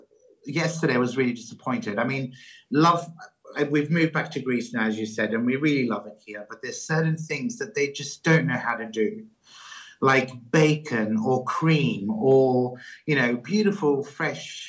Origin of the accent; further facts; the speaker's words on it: Australia; moved away; I grew up in Australia